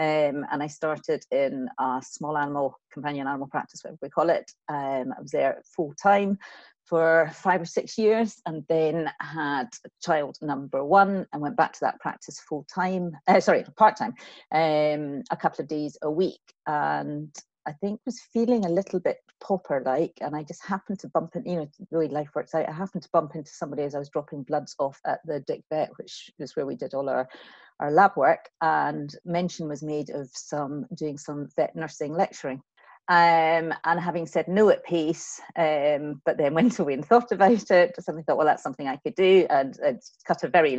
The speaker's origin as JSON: {"language": "English", "town": "Kilmacolm", "region": "Scotland", "country": "United Kingdom", "tie": "born or raised there", "said": "I was Kilmacombe."}